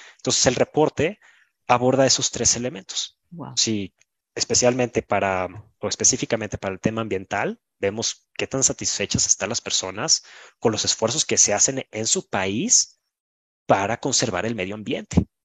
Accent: Mexico; Yo soy mexicano

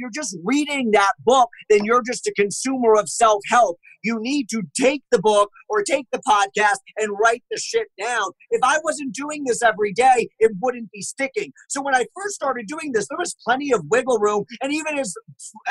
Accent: United States; also born or lived in Massachusetts / Connecticut; I am from Connecticut and Massachusetts and spent lots of time in New York City

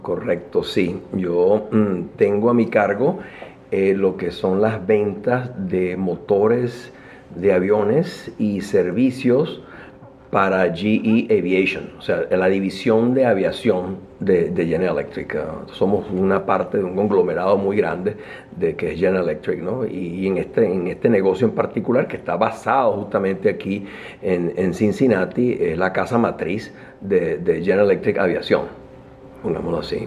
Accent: Caracas, Capital District, Venezuela; moved away as an adult; now in United States; nací en Venezuela, en Caracas

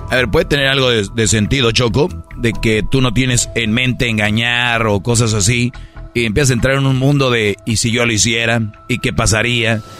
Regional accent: Tepatitlán, Jalisco, Mexico; Soy una mujer tradicional y yo soy de Tepatitlán, Jalisco y soy

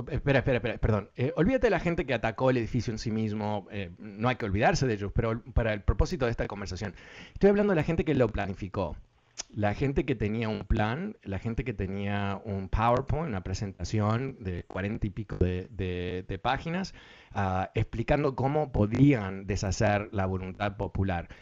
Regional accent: Uruguay; now in Washington, United States; yo soy de Uruguay

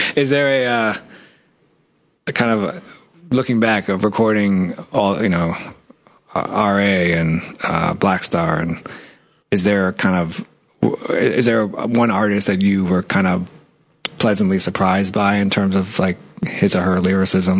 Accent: New York City, New York, United States; I grew up in Washington Heights.

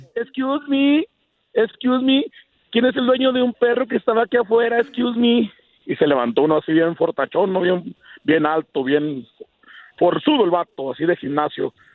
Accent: Ciudad Juárez, Chihuahua, Mexico; also born or lived in Tlahualilo, Durango; now in Denver, United States; Yo nací en un pueblito de Durango, se llama Tlahualilo Durango, pero me crié en Ciudad Juárez, Chihuahua

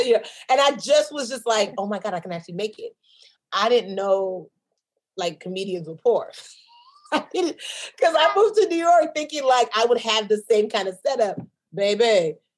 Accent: Nigeria; I'm a Nigerian businesswoman

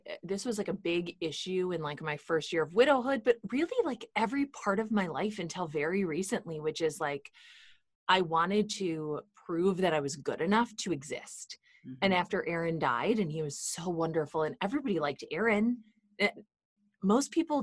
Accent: Midwest, United States; where I grew up in the Midwest

